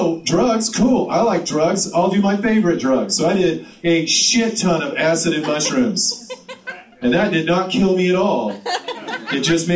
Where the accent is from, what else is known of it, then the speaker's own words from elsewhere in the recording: Tillamook, Oregon, United States; now in Portland, United States; I grew up in Tillamook.